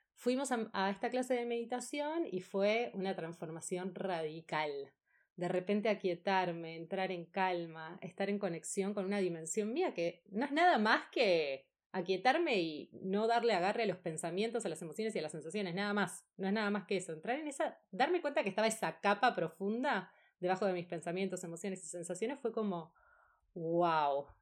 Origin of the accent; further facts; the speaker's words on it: Buenos Aires, Argentina; also born or lived in Spain; Soy de Argentina, de Buenos Aires.